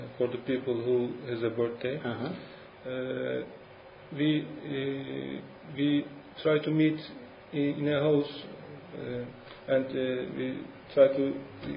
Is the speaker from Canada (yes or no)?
no; İzmit, Kocaeli, Turkey; English is a second language; now in Istanbul, Turkey; I grew up in İzmit, in a flat